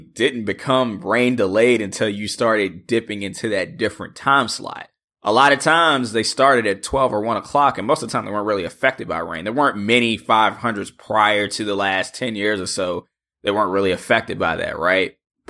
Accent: East Coast, United States; I'm obviously from the East Coast, lived on the East Coast all my life.

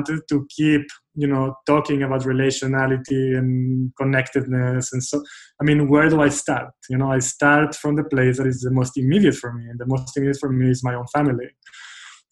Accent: Israel; moved away; I grew up in Israel, and through middle school, through high school, through my, you know, like young adulthood, I was part of a very tightly knit, strong group of friends

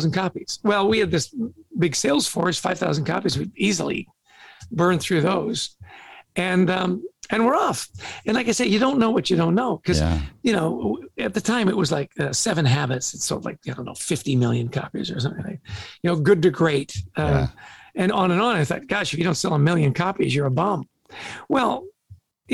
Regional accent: Vancouver, British Columbia, Canada; also born or lived in Edmonton, Alberta; So we're both Canadian. I was born in Edmonton, grew up in Vancouver

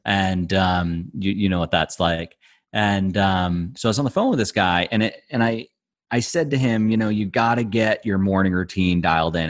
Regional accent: Boston, Massachusetts, United States; moved away as an adult; now in Luxembourg; I grew up in the Boston area

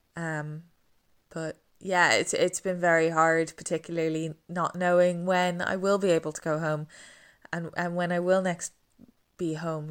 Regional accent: Dublin, Leinster, Ireland; moved away as an adult; now in England; we're from Dublin, but we go down to Wexford in the summer

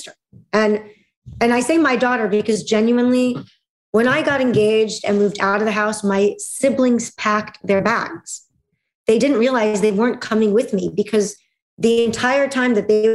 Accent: Russia; moved away; In Russia, I was a second-class citizen because I was a Jew. And in the Jewish community, I was a second-class citizen because I was born in Russia

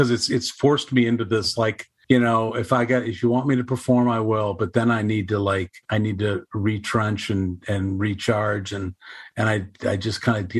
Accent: Wisconsin, United States; growing up in Wisconsin

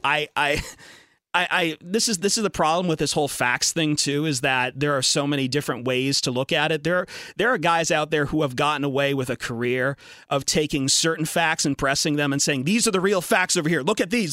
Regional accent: Toledo, Ohio, United States; I grew up in Toledo and University of Toledo, Bowling Green State University

